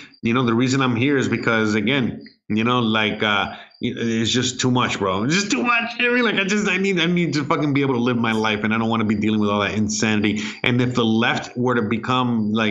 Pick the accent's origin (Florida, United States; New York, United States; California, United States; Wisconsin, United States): Florida, United States; Miami; moved away as an adult; now in Mexico; I'm from Miami